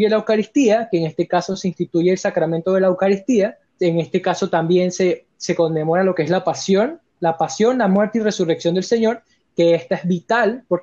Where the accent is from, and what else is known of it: Venezuela